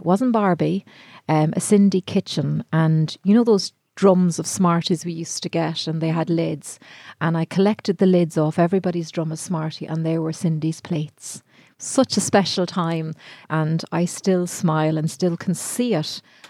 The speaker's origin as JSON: {"language": "English", "town": "Tullamore", "region": "Midlands", "country": "Ireland", "tie": "born or raised there", "moved": "yes", "lives_now": "Galway, Ireland", "said": "I grew up in the Midlands."}